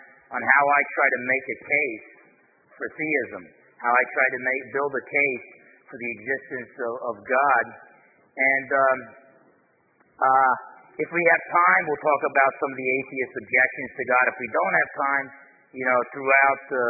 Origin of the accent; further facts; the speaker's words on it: New Jersey, United States; now in Bremerton, Washington, United States; I'm half Italian, I'm from New Jersey